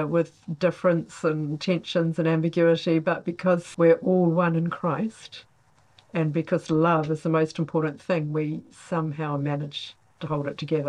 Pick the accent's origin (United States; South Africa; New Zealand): New Zealand; moved away as an adult; also born or lived in Congo / Rwanda / Uganda; now in Oxford, United Kingdom; I am originally from Aotearoa, New Zealand, and in fact have been a mission partner with New Zealand CMS in Congo, Rwanda and Uganda. Moved to Oxford in 2005 to join CMS in the UK